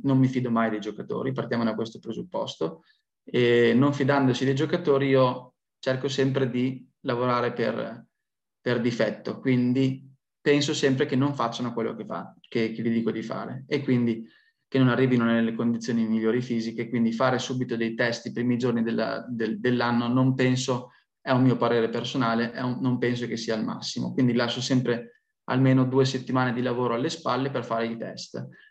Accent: Piacenza, Emilia-Romagna, Italy; also born or lived in Milan; io sono piacentino, quindi sono di Piacenza

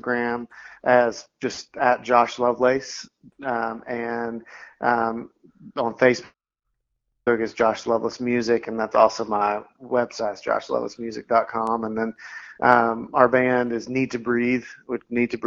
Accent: Knoxville, Tennessee, United States; Knoxville, my hometown

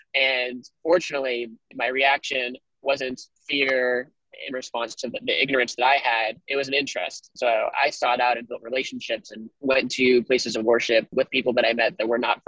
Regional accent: Massachusetts, United States; moved away as an adult; also born or lived in South Carolina; now in Tulsa, United States; I grew up Jewish in Massachusetts, which has definitely been a different Jewish experience than my Jewish experience in South Carolina and then here in Tulsa.

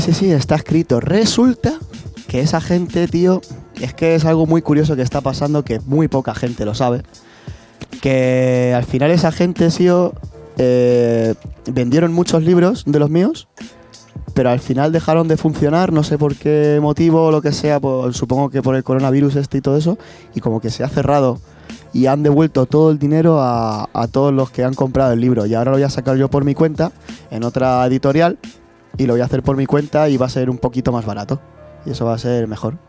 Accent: Puertollano, Castilla-La Mancha, Spain; esto es auténtica calidad de Puerto

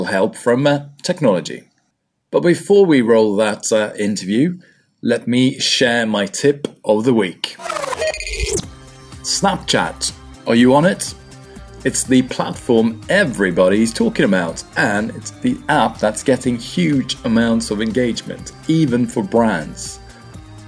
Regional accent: Sweden; now in England, United Kingdom; I'm originally from Sweden

